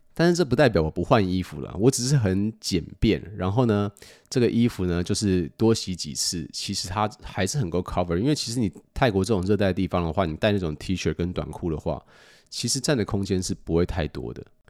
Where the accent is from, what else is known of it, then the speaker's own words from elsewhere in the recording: United States; 过去的我在美国长大